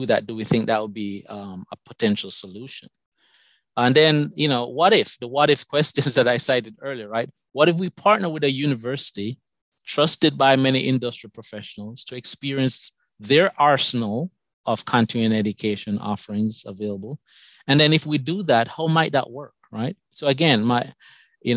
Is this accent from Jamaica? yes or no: yes; Jamaica; accent: Jamaican; moved away as an adult; also born or lived in Madison, Wisconsin, United States; now in United States; My accent is from Jamaica. I came to this country many years ago for college